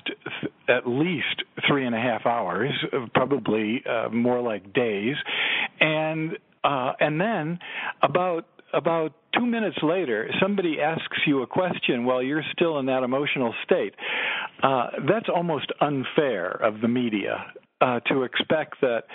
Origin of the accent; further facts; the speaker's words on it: Chicago, Illinois, United States; I grew up in Chicago